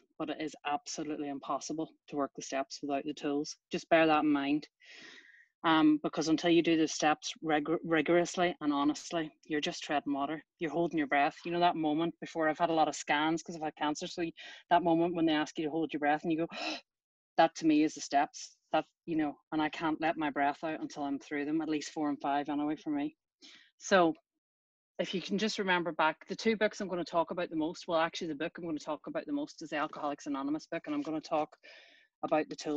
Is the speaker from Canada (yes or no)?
no; Ireland; I was brought up in Ireland from an early age